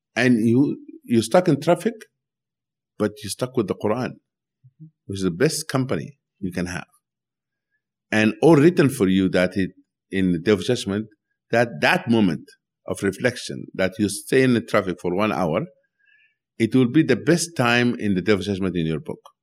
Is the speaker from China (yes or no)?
no; Sudan; now in United States; when I was growing up in Sudan